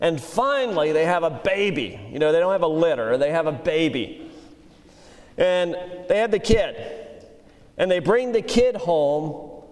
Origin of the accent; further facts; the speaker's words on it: Louisiana, United States; also born or lived in Pennsylvania; I learned to eat crawfish in Louisiana. We moved from Pennsylvania when I was 8 years old